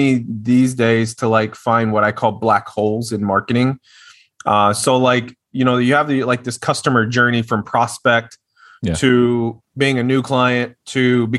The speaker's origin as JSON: {"language": "English", "town": "Little Rock", "region": "Arkansas", "country": "United States", "moved": "as an adult", "lives_now": "Austin, United States", "said": "Yes, from Little Rock. I am from Little Rock."}